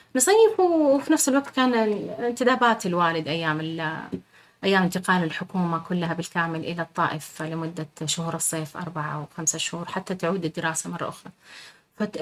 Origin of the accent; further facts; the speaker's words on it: Riyadh, Riyadh Province, Saudi Arabia; انا مولوده بالرياض